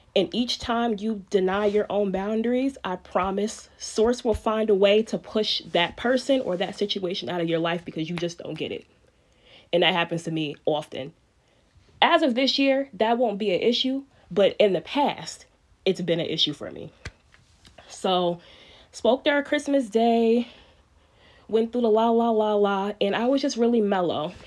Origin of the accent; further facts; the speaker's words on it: New York City, New York, United States; moved away as an adult; now in upstate New York, United States; I'm from Spanish Harlem, born and raised